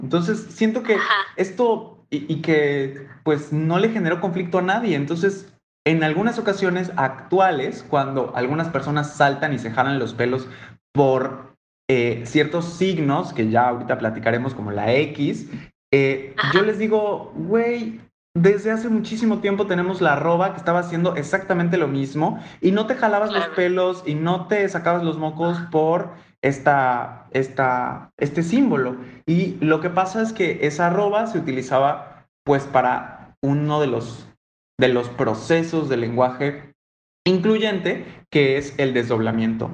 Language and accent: Spanish; Mérida, Yucatán, Mexico; Si mi acento no lo delata, pues lo digo yo, así como Ale, soy de la blanca, no tan blanca, a veces blanca